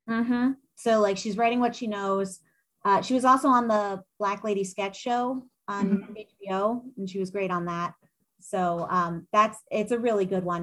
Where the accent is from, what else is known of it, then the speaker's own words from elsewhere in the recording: New York City, New York, United States; moved away as an adult; now in Seattle, United States; I was actually born and raised in Manhattan